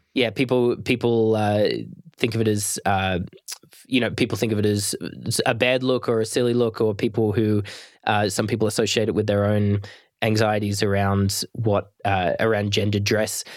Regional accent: Australia; I'm Australian

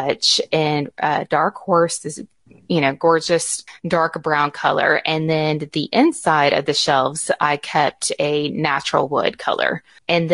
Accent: Garland, Texas, United States; also born or lived in Rockwall, Texas; I was born and raised here in Texas. I grew up in Garland, which is close

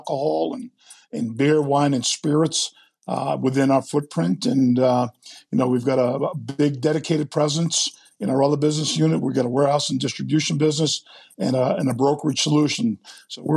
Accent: Rhode Island, United States; I'm originally from Rhode Island

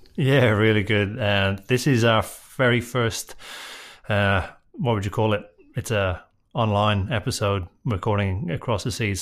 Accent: Drogheda, Leinster, Ireland; I grew up in Drogheda

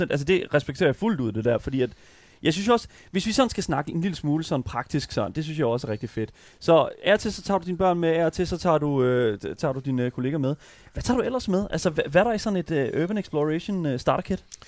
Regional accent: Horsens, Central Denmark Region, Denmark; jeg er fra Vestbyen i Horsens

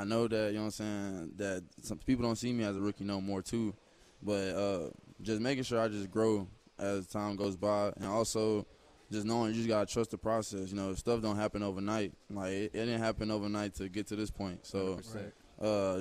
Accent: Fort Worth, Texas, United States; moved away; I'm originally from Fort Worth

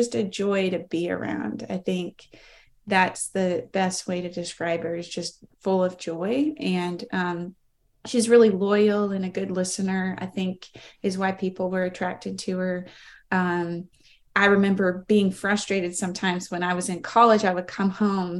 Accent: Greenville, United States; I was born and raised in Greenville

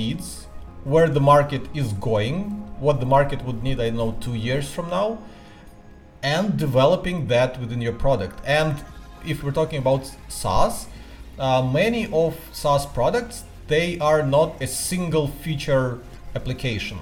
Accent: Ukraine; moved away as an adult; now in Singapore; I am from Ukraine, lived there for almost 30 years of my life

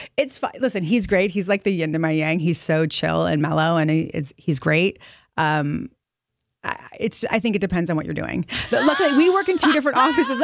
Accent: Montecito, California, United States; moved away as an adult; also born or lived in Los Angeles; now in New York City, United States; I grew up in Montecito in Santa Barbara.

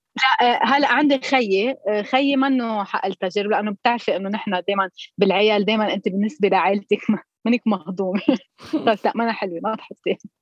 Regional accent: Koura, North Governorate, Lebanon; accent: Koura dialect; هيدي هي اللهجه الاساس تبع اهل الكوره

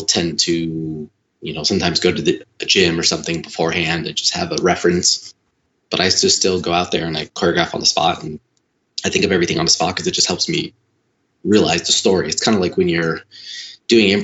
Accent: Chicago, Illinois, United States; also born or lived in Los Angeles; relocated my family back to my hometown in Chicago

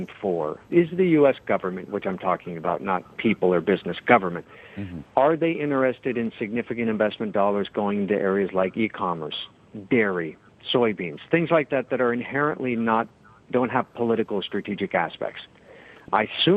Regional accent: United States; now in Asia; I'm an American, so I'll speak as an American who lives in Asia.

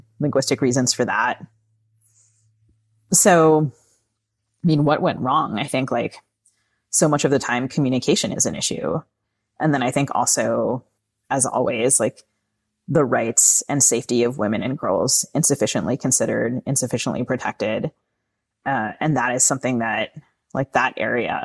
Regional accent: United States; I as an American

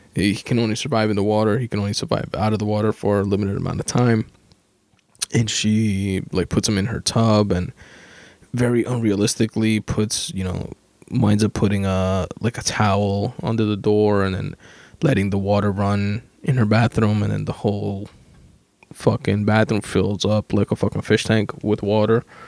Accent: New York, United States; I'm from New York.

